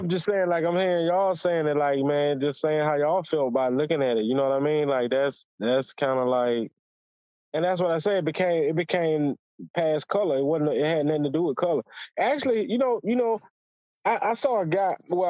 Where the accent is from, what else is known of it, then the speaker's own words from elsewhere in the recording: United States; I'm just American, dog. Like, I'm a historian, like me.